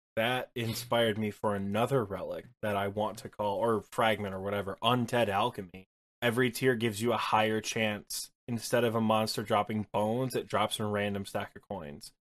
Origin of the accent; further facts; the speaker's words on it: Michigan, United States; I'm from Michigan